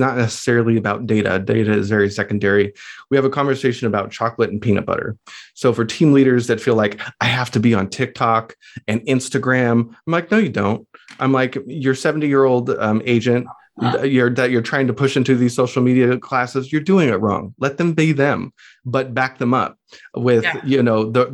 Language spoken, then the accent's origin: English; Riverside, California, United States; my hometown in Riverside